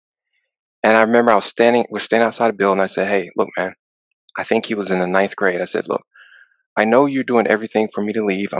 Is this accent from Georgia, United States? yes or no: yes; Atlanta, Georgia, United States; moved away as an adult; also born or lived in Texas; now in Chicago, United States; I currently reside in Chicago, even though I grew up in Atlanta.